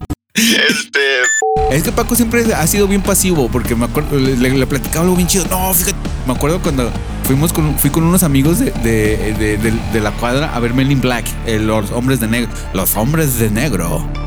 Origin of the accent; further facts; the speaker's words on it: Mexico; somos mexicanos